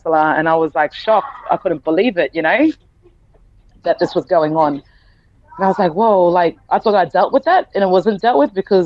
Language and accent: English; Townsville, Queensland, Australia; also born or lived in Rockhampton; I grew up in Townsville